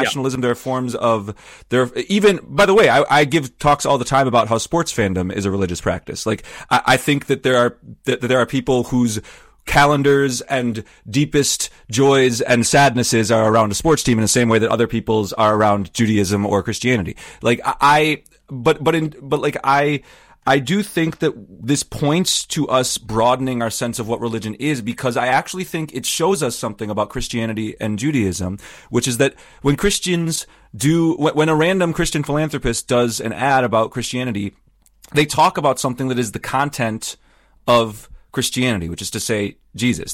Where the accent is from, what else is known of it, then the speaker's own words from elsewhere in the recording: Wisconsin, United States; I grew up in Wisconsin where there's lots of Lutherans